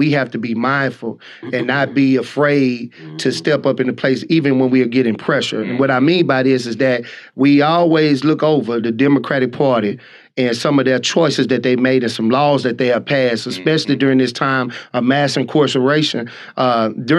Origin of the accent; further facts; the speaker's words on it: Texas, United States; I'm from Texas